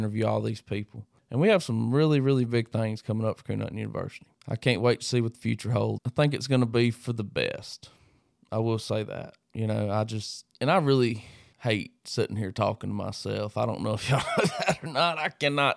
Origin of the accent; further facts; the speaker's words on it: Southern Mississippi, United States; I'm country boy from Southern Mississippi